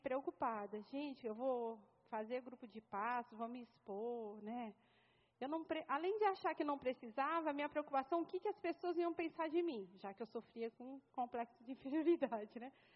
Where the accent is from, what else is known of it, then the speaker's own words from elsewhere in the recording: São Paulo, Brazil; moved away as an adult; vim para cá, eu sou paulista, né? Estou aqui há cinco anos